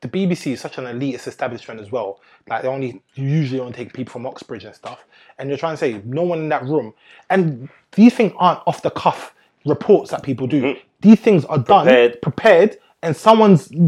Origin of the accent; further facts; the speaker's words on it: England, United Kingdom; growing up in England